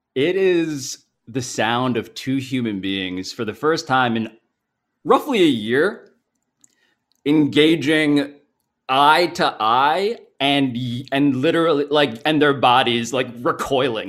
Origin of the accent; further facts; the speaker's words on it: New York City, New York, United States; I'm from New York City. I'm from Manhattan.